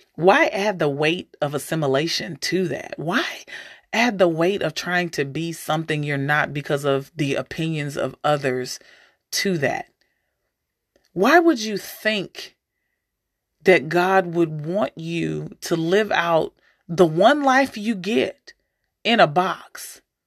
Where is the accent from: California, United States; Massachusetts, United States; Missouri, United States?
Missouri, United States; St. Louis; also born or lived in Alaska; growing up in Saint Louis